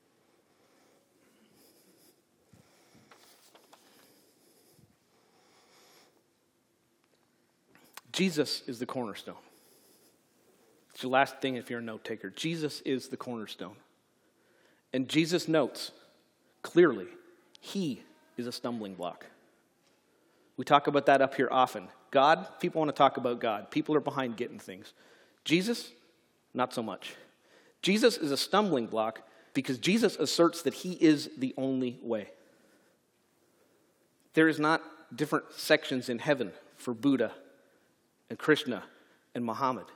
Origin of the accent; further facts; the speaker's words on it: Canada; moved away; my home country